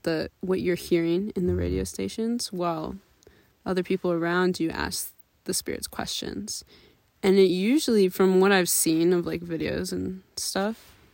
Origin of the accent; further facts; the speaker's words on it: Minnesota, United States; we're Minnesotan girlies. Yeah. So there is no such thing as elevation where we're from.